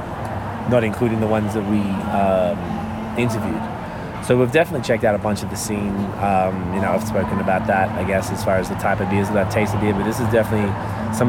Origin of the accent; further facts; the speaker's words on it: Victoria, Australia; I am from Victoria.